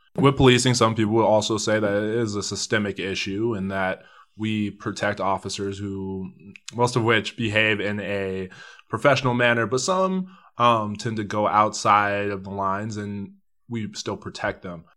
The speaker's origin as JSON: {"language": "English", "town": "Denver", "region": "Colorado", "country": "United States", "tie": "born or raised there", "said": "I grew up in Northeast Park Hill"}